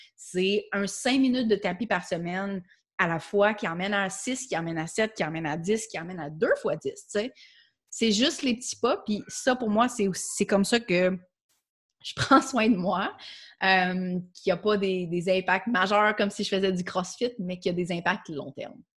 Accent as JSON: {"language": "French", "region": "Quebec", "country": "Canada", "first_language": "French", "said": "je suis québécoise, euh, puis c'est ma langue maternelle"}